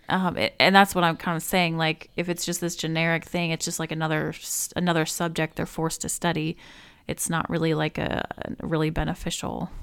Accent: Alaska, United States; I was born in Alaska

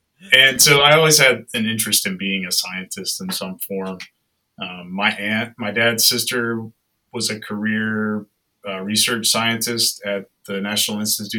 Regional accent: North Carolina, United States; moved away; I grew up in North Carolina. I've lived in the southeastern U.S. my whole life.

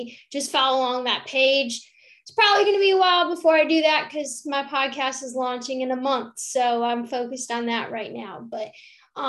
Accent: Rochester, New York, United States; now in Eastern North Carolina, United States; I grew up in Rochester, New York, which a lot of people might not hear about it, but it's upstate New York

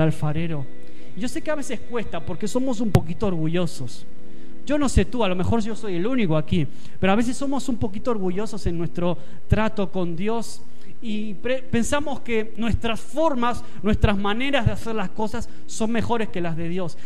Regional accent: Argentina; now in Spain; te lo dice un argentino, alguien que nació fuera

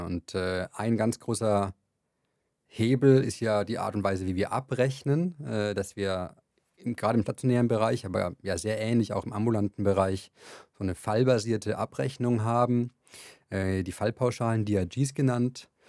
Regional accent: Franconia, Bavaria, Germany; Ich komme aus Bayern, aus Franken, um genauer zu sein.

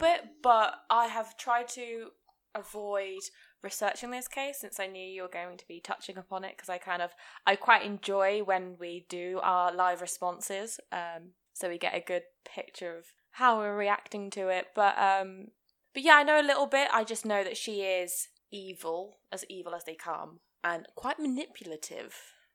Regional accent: Hereford, West Midlands, United Kingdom; I'm from Hereford

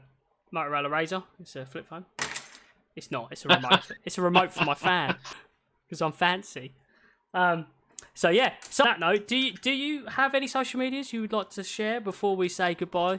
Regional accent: Scotland, United Kingdom; Yeah, I'm Scottish.

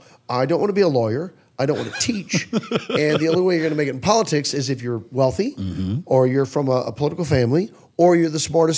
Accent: Tipton, Missouri, United States; moved away; I did play my hometown. I played Tipton

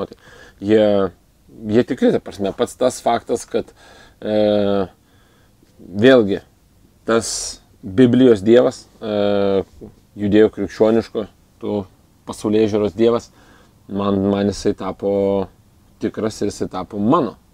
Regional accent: Lithuania; gavau pasą dėl to gimimo Lietuvoje.

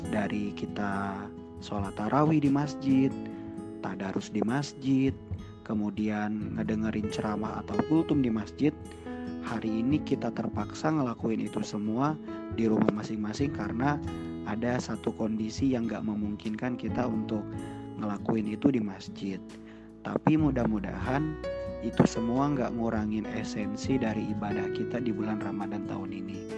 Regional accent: Kuningan, West Java, Indonesia; now in Jakarta, Indonesia; Aku asalnya dari Kuningan, Jawa Barat, dan Kuningan itu salah satu kota kecil yang ada di dekatnya Cirebon.

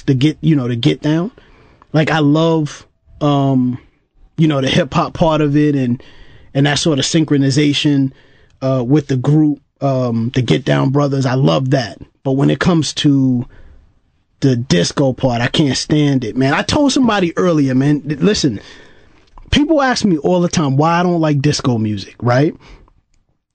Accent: New York City, New York, United States; you growing up in Brooklyn, you know, obviously, you know, in the 80s

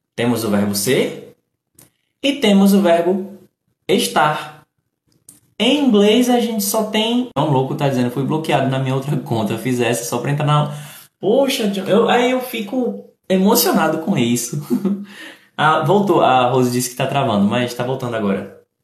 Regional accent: Recife, Pernambuco, Brazil; also born or lived in Paulista, Pernambuco; eu sou do Recife, sou de Pernambuco, eu sou do Nordeste.

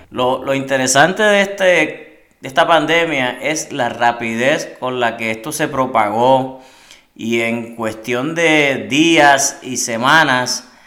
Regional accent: Trujillo Alto, Puerto Rico; soy natural de Trujillo Alto

